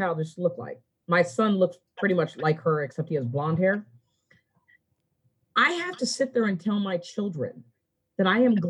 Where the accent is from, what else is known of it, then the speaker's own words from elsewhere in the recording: Montgomery County, Maryland, United States; moved away as an adult; now in Washington County, United States; I grew up in Montgomery County